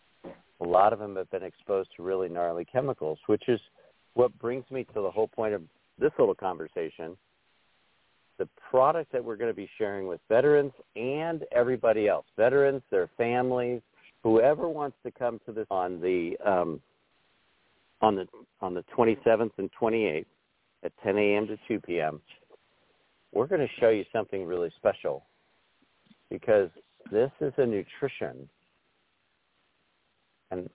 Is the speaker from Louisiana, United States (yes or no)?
no; Glenwood Springs, Colorado, United States; now in Wyoming, United States; I'm in this little town called Glenwood Springs